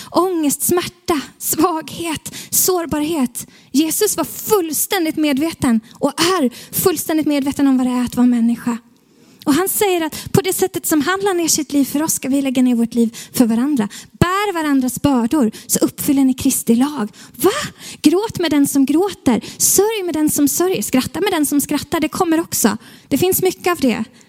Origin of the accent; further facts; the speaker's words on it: Stockholm, Stockholm County, Sweden; som stockholmare som är här